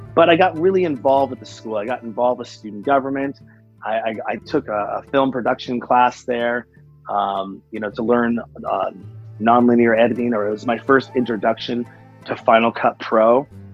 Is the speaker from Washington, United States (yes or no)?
yes; Seattle, Washington, United States; I'm from Seattle, Washington